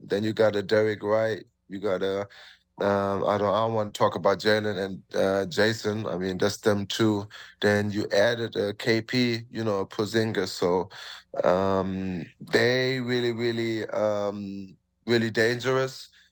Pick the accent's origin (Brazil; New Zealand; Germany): Germany; moved away as an adult; now in Toronto, Canada; I'm from Germany